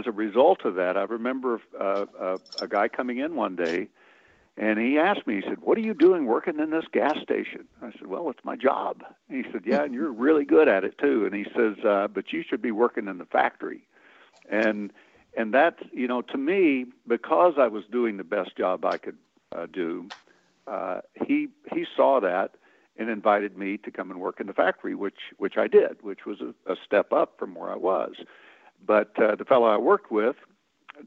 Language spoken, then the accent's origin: English; Midwest, United States; I grew up picking cotton in the Midwest